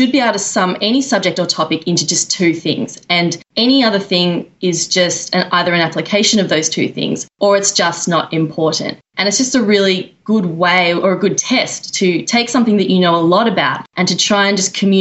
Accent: Australia; moved away as an adult; now in New York, United States; I'm from Australia.

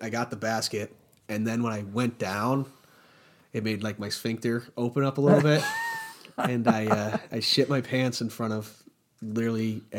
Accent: New York, United States; I'm from New York.

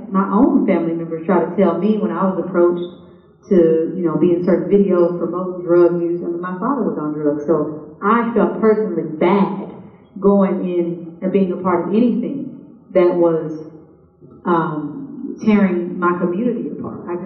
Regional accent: Kansas City, Kansas, United States; I'm from Kansas City and one of the poorest counties, Wyandotte County

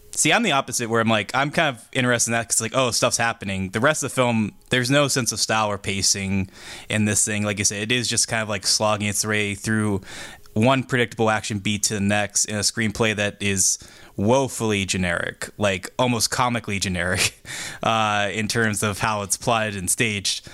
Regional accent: Pittsburgh, Pennsylvania, United States; as a Pittsburgher

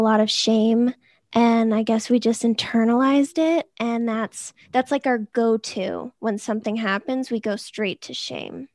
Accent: Boston, Massachusetts, United States; I'm from the Boston area. I never left.

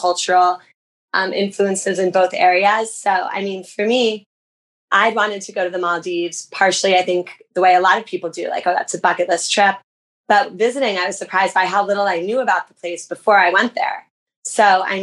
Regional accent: United States; an American

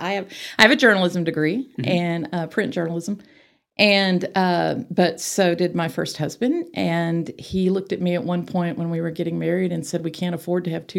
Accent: Arlington, Texas, United States; moved away as an adult; also born or lived in Waco, Texas / Houston, Texas; now in Amarillo, United States; I grew up in Arlington.

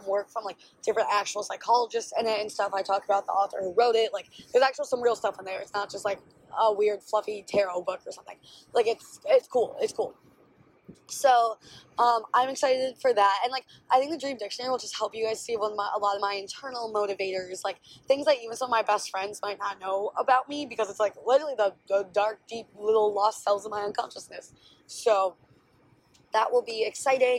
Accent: Milwaukee, Wisconsin, United States; where I grew up in Milwaukee

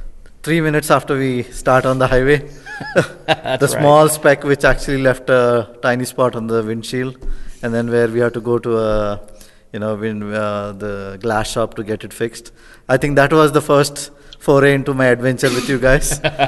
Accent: California, United States; I'm from California.

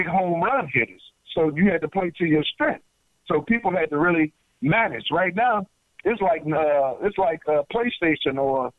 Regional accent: United States; we Americans

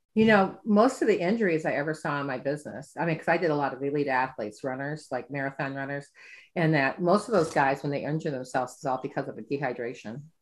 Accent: Midwest, United States; I'm from the Midwest.

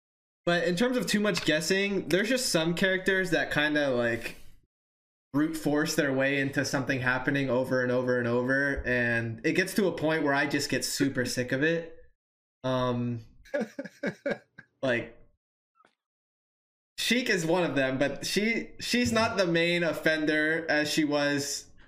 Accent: Hawaii, United States; I came from Hawaii. Believe it or not.

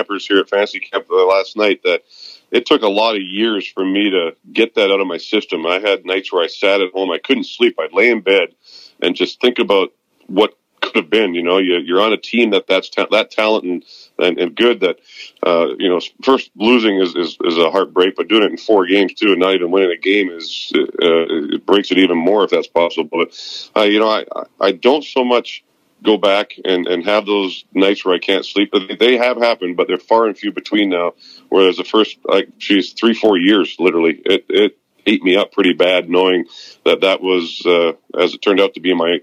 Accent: Vancouver, British Columbia, Canada; moved away as an adult; now in West Palm Beach, United States; I'm leaving to go back home where I was born and raised in Vancouver, British Columbia

